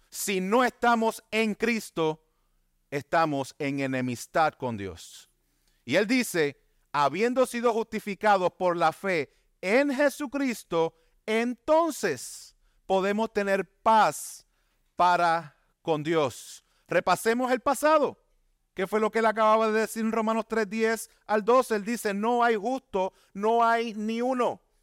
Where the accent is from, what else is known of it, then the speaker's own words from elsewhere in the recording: Bayamón, Puerto Rico; Vivía aquí en Bayamón, me crié en Bayamón